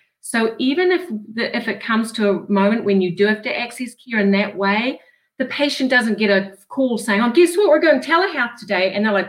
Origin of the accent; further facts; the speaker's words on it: New Zealand; now in Rhode Island, United States; Obviously, I'm from New Zealand. Well, right. Maybe not obvious, but I am.